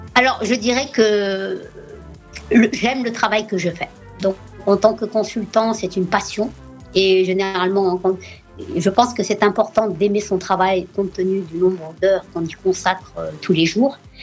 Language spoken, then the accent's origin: French; France; moved away as an adult; now in New York, United States; c'est mon pays d'origine et c'est le pays qui m'a permis euh, bah, d'accéder à l'éducation et de, et de grandir